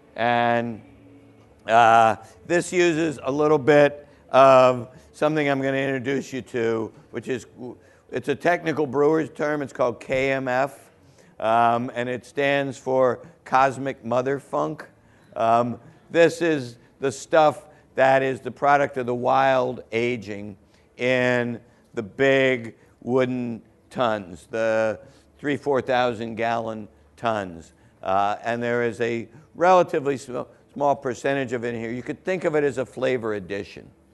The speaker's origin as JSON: {"language": "English", "region": "Southern Ohio", "country": "United States", "tie": "born or raised there", "said": "I grew up in Southern Ohio, right across the border"}